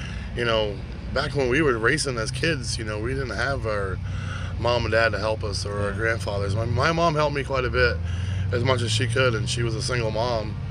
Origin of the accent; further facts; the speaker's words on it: Methuen, Massachusetts, United States; I was born in Methuen, Mass. So we lived in Mass, and we were about 45 minutes away from Star Speedway